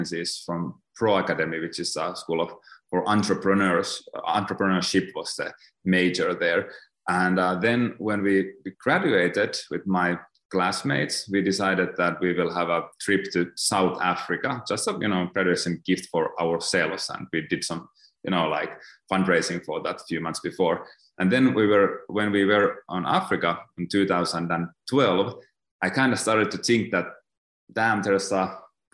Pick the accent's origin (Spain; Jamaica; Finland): Finland; moved away as an adult; also born or lived in Tampere, Finland / Mexico; now in Thailand; So I'm born in Finland, in Northern Europe, in like a really small town that has 32,000 people or something like that. And from there, I then moved to Tampere, which is the second biggest city in Finland.